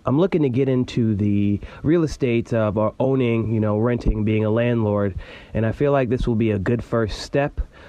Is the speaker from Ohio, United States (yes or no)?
yes; Cleveland, Ohio, United States; Hey, guys … from Cleveland, Ohio.